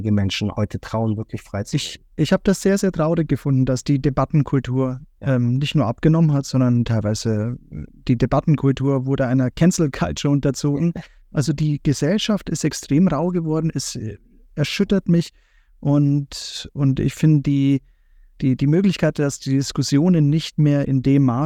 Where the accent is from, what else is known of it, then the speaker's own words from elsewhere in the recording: Bavaria, Germany; Also ich komme aus Bayern, von daher, wir haben schon dieses nationale Bewusstsein an, an dieses Land, weil es einfach sehr schön ist